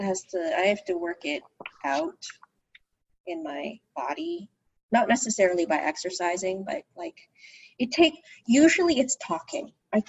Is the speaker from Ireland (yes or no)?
no; Philippines; So I'm Filipino, and as Filipinos, or many Filipinos are in the healthcare profession.